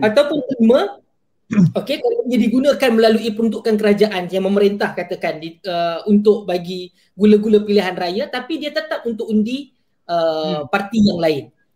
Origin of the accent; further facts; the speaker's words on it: Klang, Selangor, Malaysia; Saya lahir membesar di Kelang, Selangor